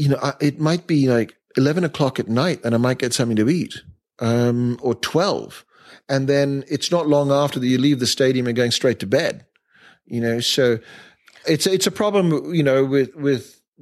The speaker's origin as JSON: {"language": "English", "country": "India", "tie": "born or raised there", "also_born_or_lived": "Asia", "said": "I think that's a legacy of growing up in Asia and growing up in India and seeing it all and being very fortunate with my parents."}